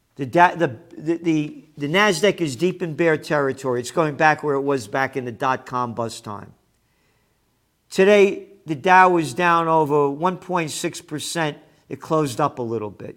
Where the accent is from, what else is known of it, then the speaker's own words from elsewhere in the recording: United States; I am an American.